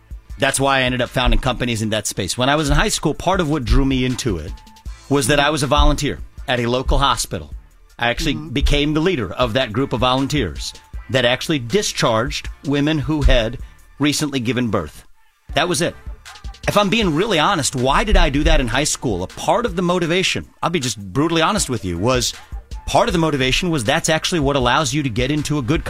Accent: Cincinnati, Ohio, United States; I was born in Cincinnati, Ohio. That's right.

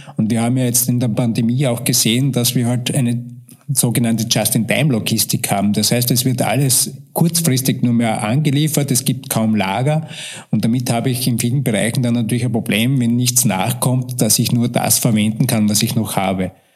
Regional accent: Austria; bei uns in Österreich

